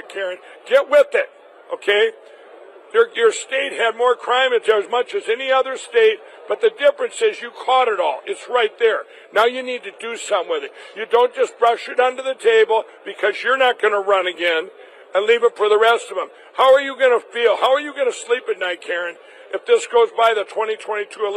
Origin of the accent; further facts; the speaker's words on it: Minnesota, United States; Minnesota, my home state